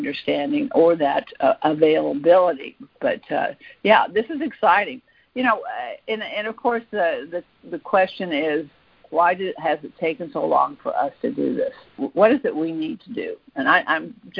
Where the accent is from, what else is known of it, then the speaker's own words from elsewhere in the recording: Fairfax County, Virginia, United States; I'm actually from that area. I went to Thomas Jefferson High School, so I grew up in Fairfax County